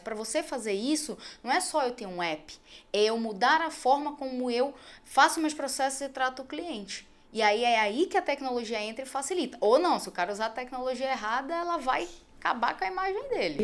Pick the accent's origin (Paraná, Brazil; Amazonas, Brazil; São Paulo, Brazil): Amazonas, Brazil; Manaus; moved away as an adult; eu saí de Manaus. Porque assim, era muito fácil conseguir as coisas porque eu era filha da doutora